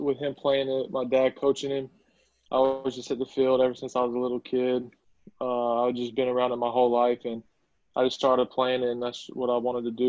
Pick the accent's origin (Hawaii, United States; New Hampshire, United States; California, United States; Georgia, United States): Georgia, United States; Albany; So I'm from Albany, Georgia, which is South Georgia, about an hour and a half from Tallahassee, about an hour and a half from Auburn. I got a brother and a sister, and I live here with my dad here in Albany.